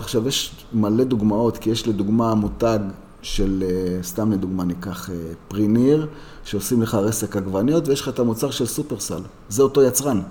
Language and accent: Hebrew; Jerusalem, Jerusalem District, Israel; אני גדלתי בירושלים, בשוק מחנה יהודה, והסתובבתי מלא בעיר העתיקה